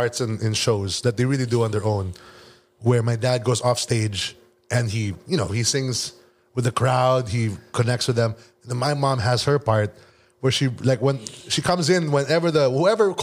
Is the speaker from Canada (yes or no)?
no; Philippines; moved away as an adult; now in Los Angeles, United States; a Filipino singer